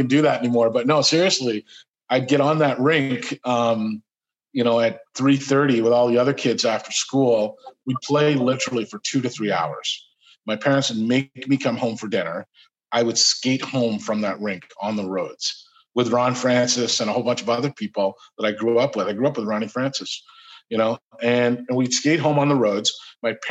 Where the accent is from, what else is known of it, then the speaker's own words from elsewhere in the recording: Sault Ste. Marie, Ontario, Canada; moved away; also born or lived in Chicago, United States; born in Chicago, but moved when I was 4 or 5 years old to Sault Ste. Marie, Ontario, Canada